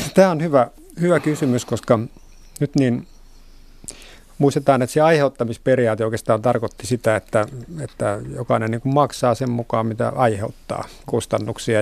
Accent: Vantaa, Uusimaa, Finland; Vantaan kotiseutuni

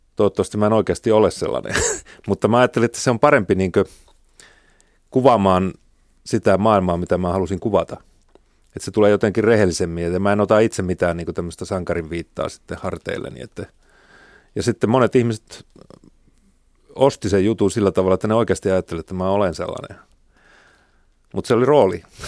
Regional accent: Oulu, North Ostrobothnia, Finland; moved away; mä tulin Oulusta ja se nyt oli semmoinen pieni kaupunki

